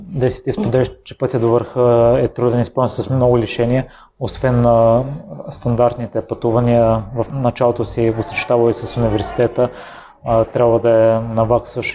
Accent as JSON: {"language": "Bulgarian", "country": "Bulgaria", "moved": "yes", "said": "аз съм от Козодой, който е още по-малък град и в периода, в който живеех там"}